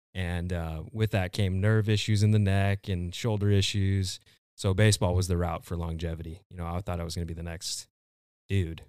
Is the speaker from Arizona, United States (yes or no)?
yes; Gilbert, Arizona, United States; I'm originally from Gilbert, Arizona.